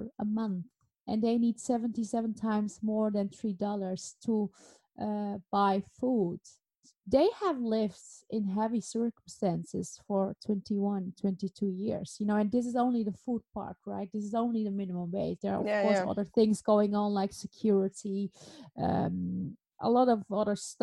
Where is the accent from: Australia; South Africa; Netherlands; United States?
Netherlands; Alkmaar, North Holland; in Alkmaar, where I grew up in the Netherlands